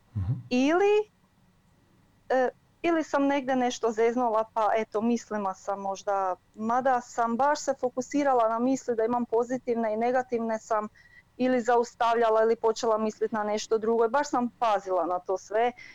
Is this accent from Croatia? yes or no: yes; near Varaždin, Varaždin County, Croatia; now in Germany; iz e, okolice Varaždina